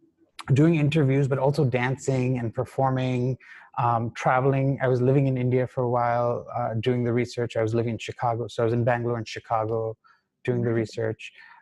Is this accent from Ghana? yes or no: yes; Ghana; but you and I grew up together in Ghana, right?